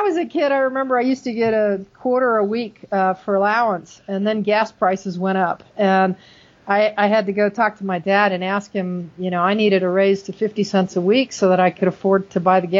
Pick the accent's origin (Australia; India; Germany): Germany; So, but I grew up in Germany. So, I mean, we walked everywhere.